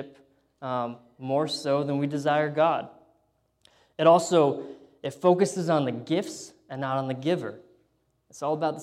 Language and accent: English; United States; moved away; being an American there